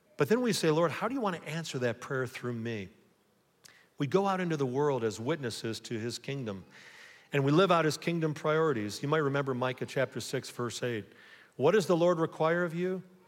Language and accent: English; Buckeye, Ohio, United States; I'm an American or a Buckeye